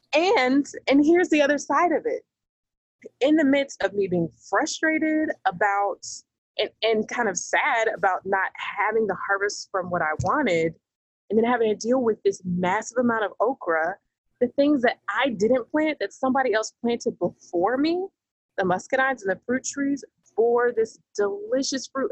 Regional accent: the South, United States; I'm from the South. Uh, you know, I'm in the southeast part of the United States

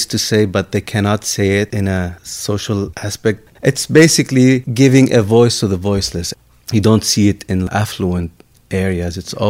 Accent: Lebanon; moved away; I grew up in Lebanon in the midst of our civil war.

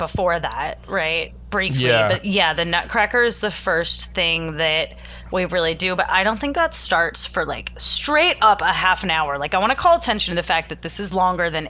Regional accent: East Coast, United States; I grew up on the East Coast

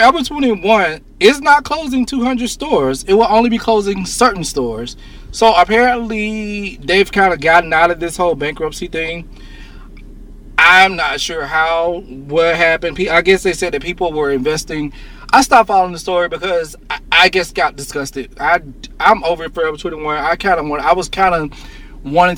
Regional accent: Mississippi, United States; my hometown where I'm from in Mississippi

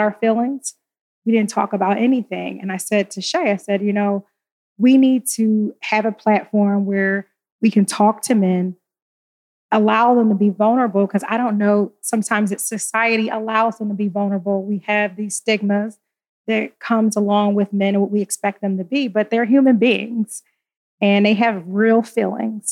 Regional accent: Philadelphia, Pennsylvania, United States; I'm a Philly girl

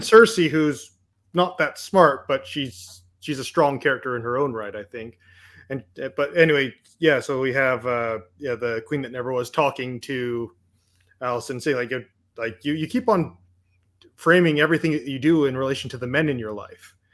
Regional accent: Canada; I'm Canadian

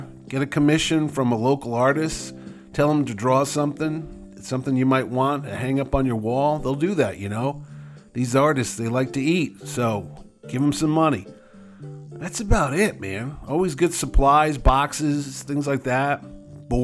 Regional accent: New Haven, Connecticut, United States; New Haven, Connecticut, my hometown

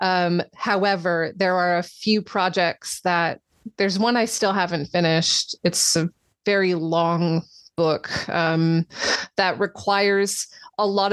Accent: United States; now in England; I'm from America

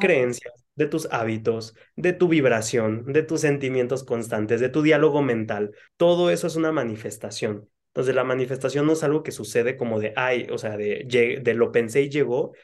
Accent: Cancún, Quintana Roo, Mexico; moved away; a Cancún, que es donde, de donde yo soy

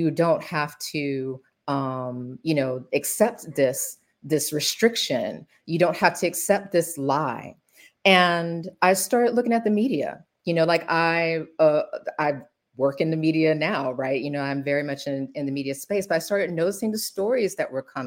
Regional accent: Macon, Georgia, United States; growing up in Macon

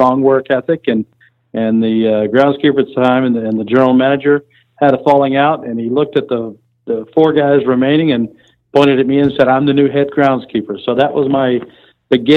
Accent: Tennessee, United States; moved away as an adult; also born or lived in Kentucky / Birmingham, Alabama; now in Amarillo, United States; I was born in Kentucky, lived in Tennessee, raised in Tennessee most of my life

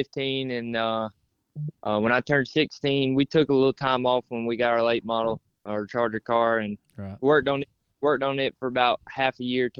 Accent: Hartsville, South Carolina, United States; I'm from Hartsville, South Carolina. I just graduated from Hartsville High School

